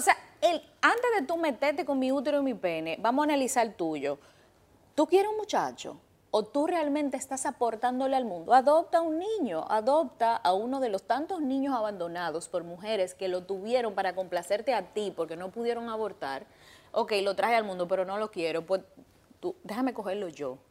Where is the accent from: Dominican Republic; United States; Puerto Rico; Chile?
Dominican Republic; yo como dominicana